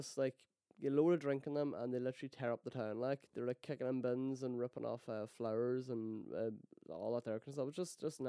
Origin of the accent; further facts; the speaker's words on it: Donegal, Ulster, Ireland; I'm from Donegal.